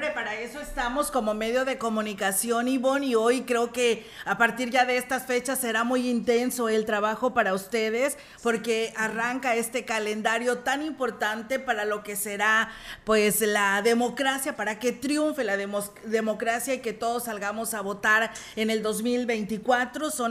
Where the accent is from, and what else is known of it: Mexico